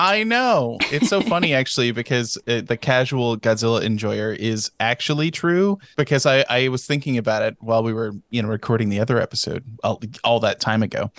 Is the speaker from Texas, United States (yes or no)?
yes; Texas, United States; I didn't go into the kindergarten here